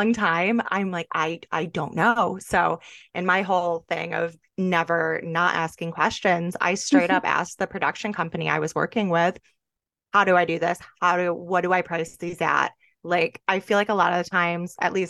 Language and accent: English; Jamestown, New York, United States; moved away as an adult; now in Tampa, United States; a boutique in my hometown, Jamestown, New York